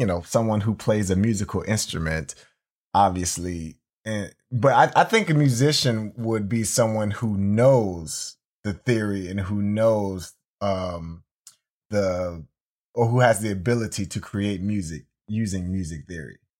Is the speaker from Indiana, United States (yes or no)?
no; Jacksonville, Florida, United States; now in Chicago, United States; I'm from Jacksonville, Florida, and, you know, down south